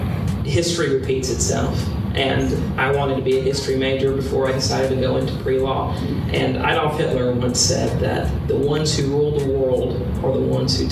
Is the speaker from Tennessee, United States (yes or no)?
yes; Wilson County, Tennessee, United States; I was born and raised in Wilson County